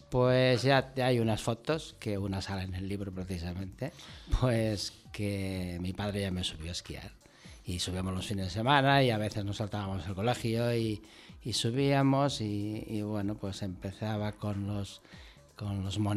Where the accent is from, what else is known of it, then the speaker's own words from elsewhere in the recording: Val d'Aran, Catalonia, Spain; moved away as an adult; now in Lleida, Spain; ya llevo muchos años ahora fuera del Valle, viviendo en Lérida, siempre he mantenido la casa de la familia en Les y, bueno, pues yo me siento de aquí.